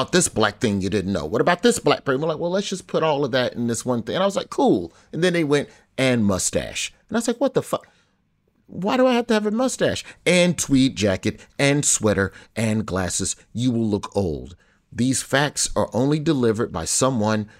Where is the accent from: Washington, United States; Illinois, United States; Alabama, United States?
Alabama, United States; My home state